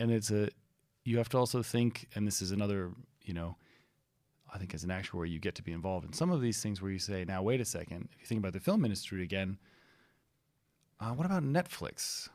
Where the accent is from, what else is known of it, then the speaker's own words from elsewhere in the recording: Florida, United States; also born or lived in California; I grew up in Florida and California